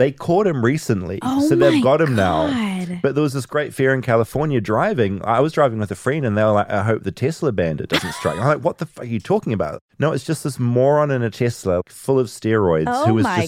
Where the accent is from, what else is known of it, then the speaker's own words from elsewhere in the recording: New Zealand; moved away as an adult; now in United States; I grew up in New Zealand